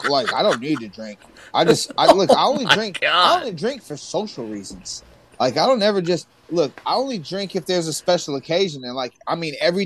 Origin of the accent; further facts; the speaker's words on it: New York, United States; I'm from New York, son.